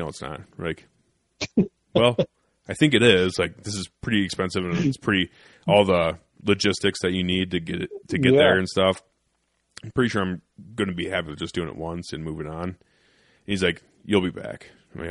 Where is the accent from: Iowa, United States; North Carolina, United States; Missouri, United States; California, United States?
Iowa, United States; I'm from fucking Iowa